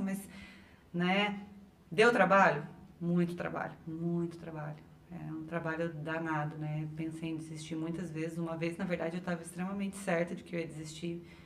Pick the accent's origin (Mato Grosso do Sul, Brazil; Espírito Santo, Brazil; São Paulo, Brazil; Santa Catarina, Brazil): São Paulo, Brazil; interior of; moved away; also born or lived in Maringá; Eu venho de uma cidade do interior de São Paulo, uma mini cidade